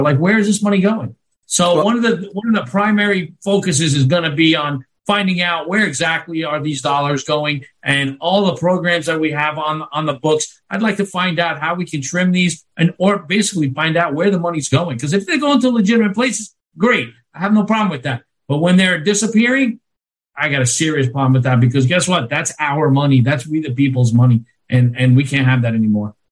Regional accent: New York, United States; now in Florida, United States; I'm from New York

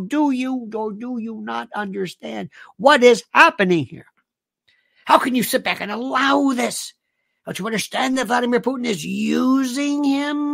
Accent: United States; I'm an American

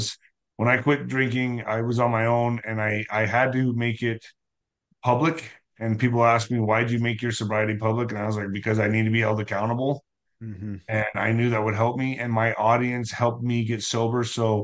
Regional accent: El Paso, Texas, United States

